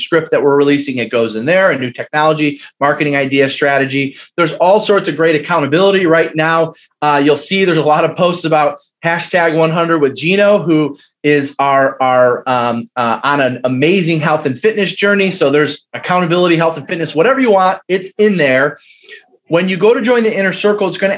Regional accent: Detroit, Michigan, United States; I'm from Detroit, Michigan.

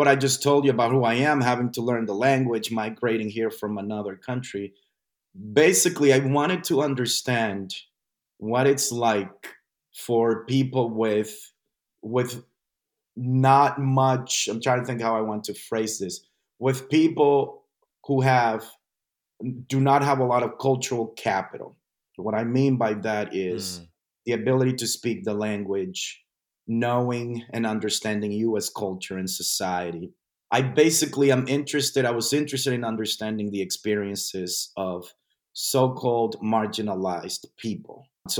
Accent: New York City, New York, United States; I forgot to mention that I migrated to New York City. So I went to high school in New York City. So I am from New York City in the U.S.

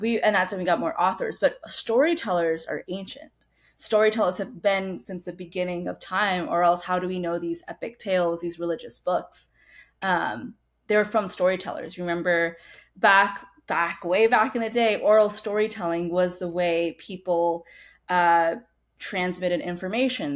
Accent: United States; also born or lived in Badra, Rajasthan, India; when I was two years old, I immigrated to the United States. So most of my life, I've grown up in the States

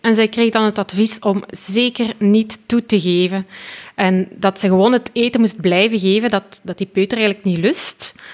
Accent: Belgium; ik kom dus uit België

